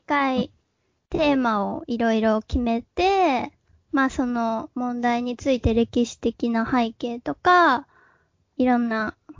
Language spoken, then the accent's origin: Japanese; Hiroshima, Japan; moved away; 広島県出身で、えー、一人っ子です。で、今はまあ28歳なんだけど、えー、もともと広島で中高まで過ごしてて